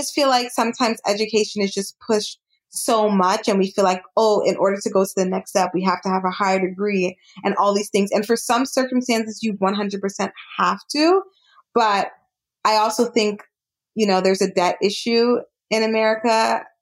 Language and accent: English; Jamaica; Kenya. I'm Jamaican, so I'm biased. Jamaica.